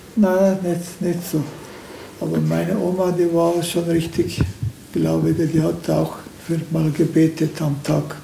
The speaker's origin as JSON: {"language": "German", "country": "Turkey", "tie": "born or raised there", "second_language": "German", "moved": "yes", "lives_now": "Deggendorf, Germany", "said": "Ich bin in der Türkei aufgewachsen"}